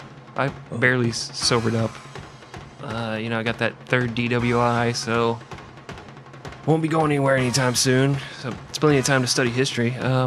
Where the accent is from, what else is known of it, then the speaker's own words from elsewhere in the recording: Midwest, United States; You know, we grew up in the Midwest region, but my parents were teetotalers, you know, they didn't drink, so it was just a bucket of egg salad.